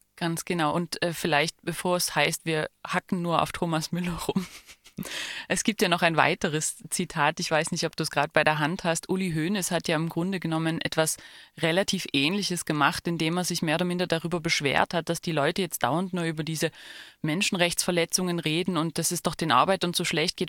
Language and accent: German; Germany; als Deutsche